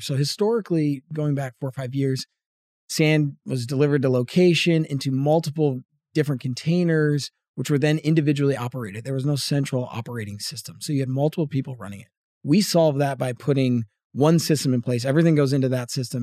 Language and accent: English; Northeast, United States; moved away as an adult; also born or lived in Boston; now in Texas, United States; grew up in the Northeast